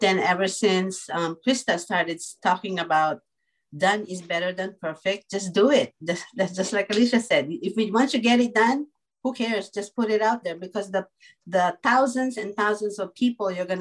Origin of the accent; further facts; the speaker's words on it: Philippines; I'm a Filipino